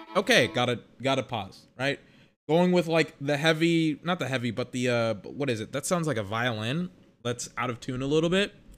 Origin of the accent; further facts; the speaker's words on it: United States; I'm American